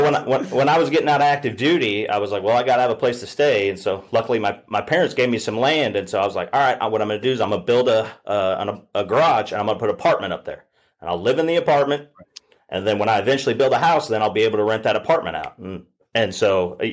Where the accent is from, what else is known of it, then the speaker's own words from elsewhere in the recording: Southwest Missouri, United States; moved away as an adult; I grew up in Southwest Missouri